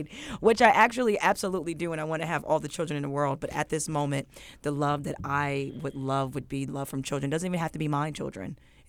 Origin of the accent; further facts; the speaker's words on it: New Jersey, United States; I grew up with in New Jersey, away from Virginia, where all my family was.